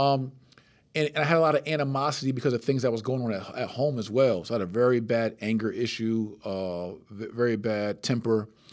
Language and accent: English; Plainfield, New Jersey, United States; six, seven years old in Plainfield, New Jersey